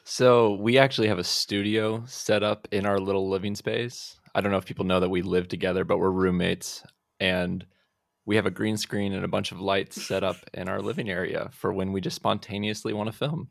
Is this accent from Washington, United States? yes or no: yes; Olympia, Washington, United States; I'm actually from Olympia.